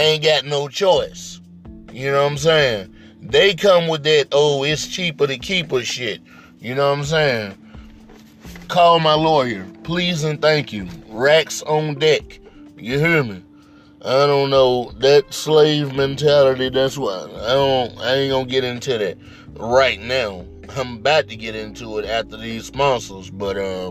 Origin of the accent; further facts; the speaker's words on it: Mississippi, United States; I grew up in Mississippi